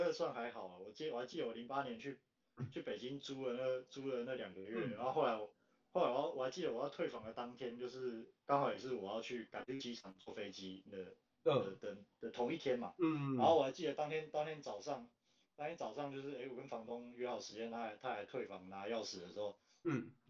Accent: Taiwan; 他其实不知道我是台湾人。我去的时候，我去的时候他还知道我是台湾人

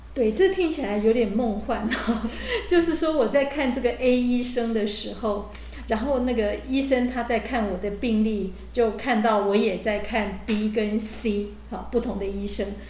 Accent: Taiwan; 我们台湾人

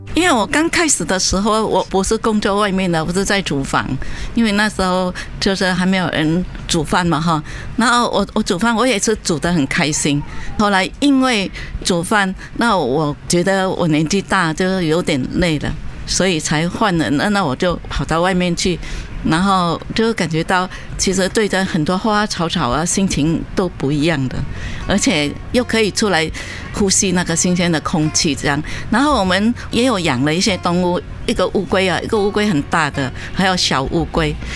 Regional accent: Vietnam; moved away as an adult; now in Taipei, Taiwan; 我今年十五岁，啊，我是来自越南

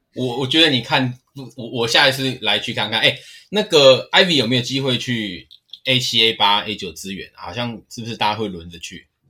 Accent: Linkou, New Taipei, Taiwan; also born or lived in Guishan, Taoyuan; 我从小其实是在林口长大，那我之前在公司，诶，刚营运的时候，我也在 A 七站那边住过一两年

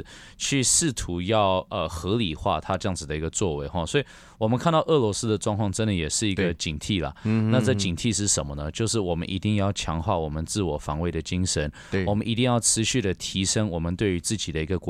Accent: Taiwan; 对我们台湾人而言，对我们自己国家的利益必须更加的清楚。

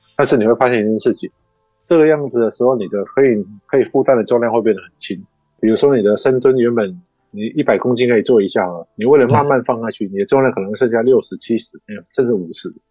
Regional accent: Kaohsiung, Taiwan; moved away as an adult; now in Taipei, Taiwan; 我是高雄人

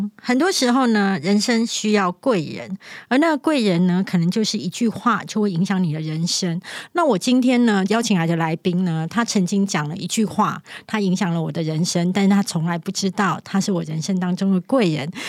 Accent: southern Taiwan, Taiwan; 就是我本身是南部人，然后我的国语一直不标准。

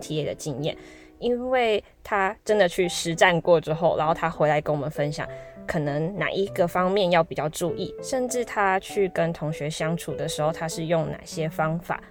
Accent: Taiwan; 因为我是台湾人嘛

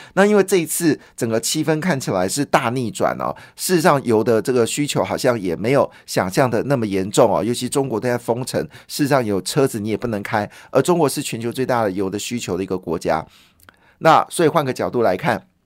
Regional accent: Taiwan; 我们台湾人

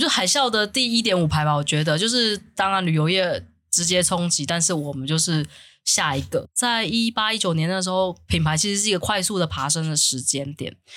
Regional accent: Taiwan; accent: Taiwanese accent (台腔); 我要抬腔或者是抬语

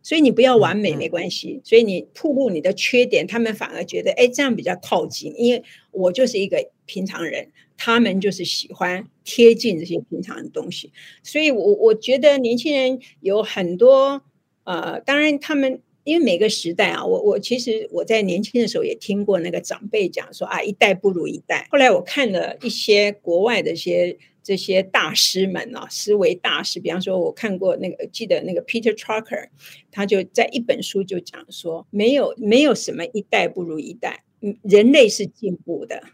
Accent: Tainan, Taiwan; 我台南人呐

